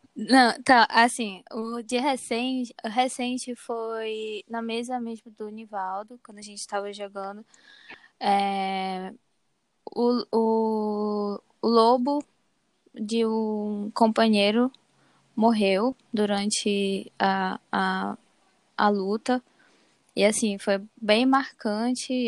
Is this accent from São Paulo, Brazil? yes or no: no; Castanhal, Pará, Brazil; eu sou daqui de Caxinhal mesmo.